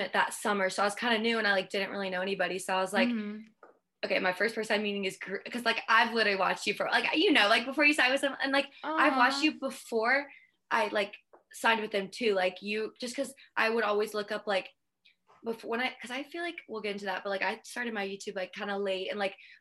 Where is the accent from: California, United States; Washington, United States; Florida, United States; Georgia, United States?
Georgia, United States; Canton; moved away as an adult; now in Columbia, South Carolina, United States; I'm from Georgia. I always say Atlanta because I'm like 20 minutes from it